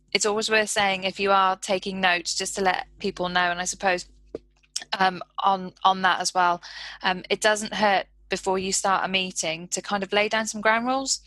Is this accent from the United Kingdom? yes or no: yes; United Kingdom; we're so British